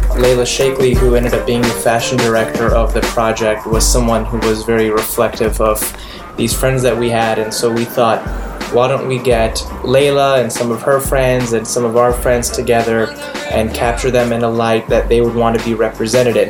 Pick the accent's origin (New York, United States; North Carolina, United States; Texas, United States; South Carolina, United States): New York, United States; New York City; I'm from Queens, New York